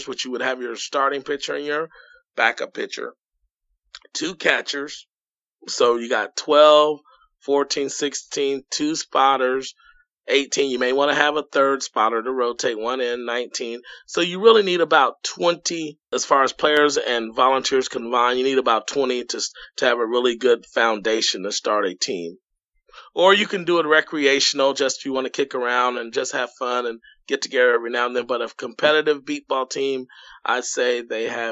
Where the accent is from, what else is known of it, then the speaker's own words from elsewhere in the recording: Indianapolis, Indiana, United States; I'm from Indianapolis